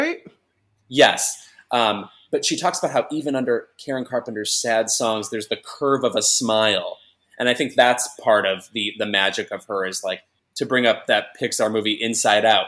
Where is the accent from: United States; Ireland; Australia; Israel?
United States; a suburb of Chicago, Illinois; I'm from a suburb of Chicago